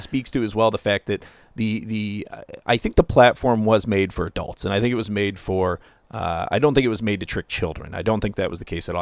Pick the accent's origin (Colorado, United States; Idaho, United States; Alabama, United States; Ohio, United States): Ohio, United States; moved away; I come from Ohio